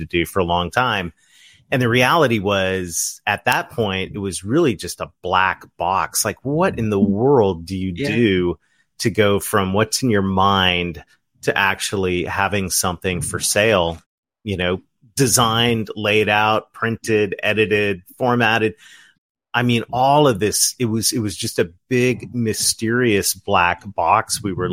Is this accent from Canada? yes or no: yes; Ontario, Canada; now in southern United States; Kim and I are both Canadians. We're from Ontario